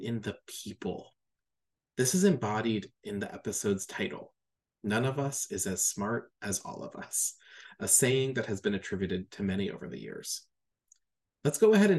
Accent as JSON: {"language": "English", "region": "Maine", "country": "United States", "said": "I just moved back home, closer to family, right on the ocean, in my home state of Maine."}